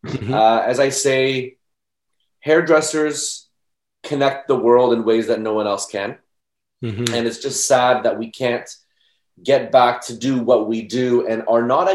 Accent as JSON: {"language": "English", "town": "Mississauga", "region": "Ontario", "country": "Canada", "tie": "born or raised there", "said": "I was born in Mississauga and still am here."}